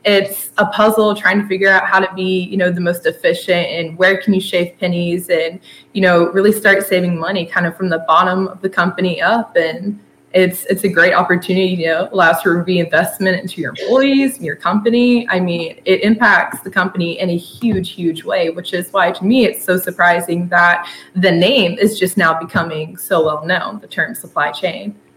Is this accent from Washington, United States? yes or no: no; Blairsville, Georgia, United States; moved away as an adult; now in Athens, United States; I'm from a little town called Blairsville, Georgia, up in the North Georgia mountains